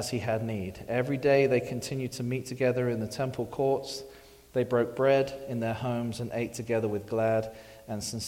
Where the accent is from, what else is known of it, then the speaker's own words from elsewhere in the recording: England, United Kingdom; moved away as an adult; I'm from England